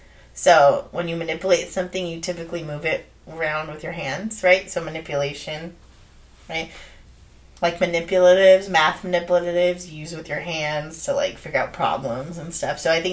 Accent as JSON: {"language": "English", "town": "Santa Ana", "region": "California", "country": "United States", "tie": "born or raised there", "said": "we're from Santa Ana."}